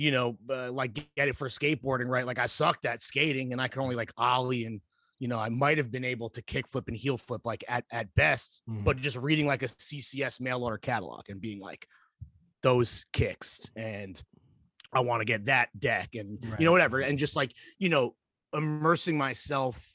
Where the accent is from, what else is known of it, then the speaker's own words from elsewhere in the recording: Mahwah, New Jersey, United States; moved away; also born or lived in North Carolina; I am from Mahwah, New Jersey, which is in Bergen County